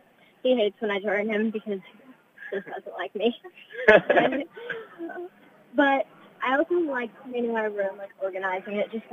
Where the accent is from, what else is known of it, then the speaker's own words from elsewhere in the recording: Stronghurst, Illinois, United States; I'm 9 years old. I'm from Stronghurst, Illinois.